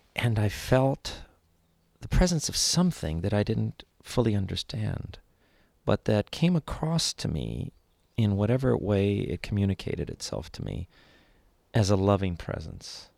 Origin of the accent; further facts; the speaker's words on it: Los Angeles, California, United States; I was born in East Los Angeles